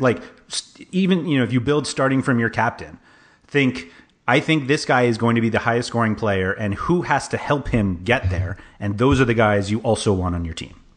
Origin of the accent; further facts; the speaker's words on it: New York City, New York, United States; I grew up in Manhattan, like half a mile from Madison Square Garden